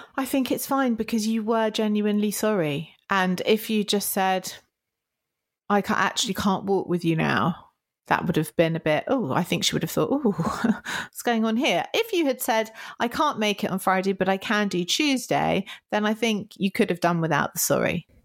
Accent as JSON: {"language": "English", "country": "United Kingdom"}